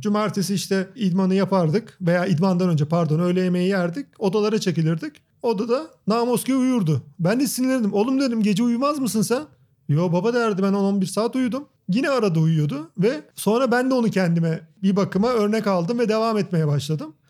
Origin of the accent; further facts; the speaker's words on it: Ankara, Turkey; moved away as an adult; doğma büyüme Ankara